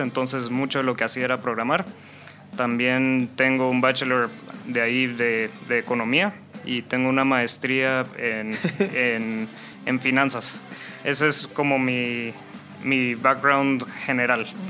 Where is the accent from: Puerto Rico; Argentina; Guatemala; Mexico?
Guatemala; also born or lived in North Carolina, United States / England; yo soy Chapín, aquí crecí